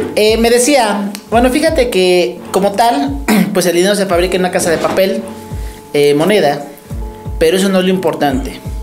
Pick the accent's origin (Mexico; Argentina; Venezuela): Mexico; Ecatepec, State of Mexico; soy de la Ciudad de México, eh, Catepec, zona metropolitana